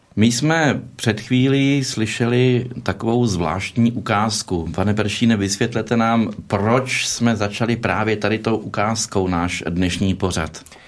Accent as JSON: {"language": "Czech", "country": "Czechia", "said": "jako Češi"}